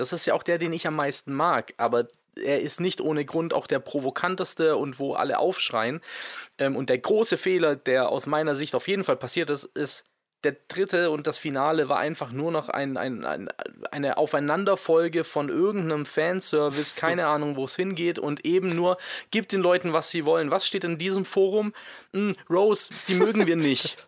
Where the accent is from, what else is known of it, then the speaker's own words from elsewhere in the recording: Swabia, Germany; ich bin ja Schwabe